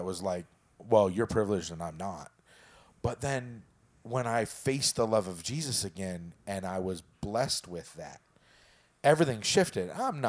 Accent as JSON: {"language": "English", "town": "Prescott", "region": "Arizona", "country": "United States", "tie": "born or raised there", "said": "so I grew up in Prescott, right? We are as white can get."}